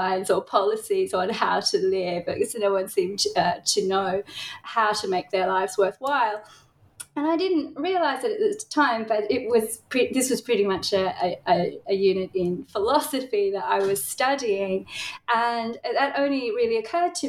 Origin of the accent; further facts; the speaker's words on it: Tasmania, Australia; now in Melbourne, Australia; I grew up in Tasmania